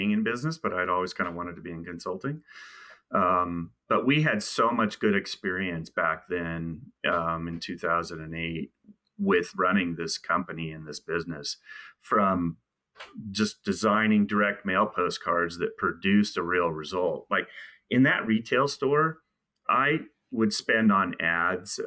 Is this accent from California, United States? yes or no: yes; California, United States; moved away as an adult; also born or lived in Houston, Texas; we're both from California. I'm a native of California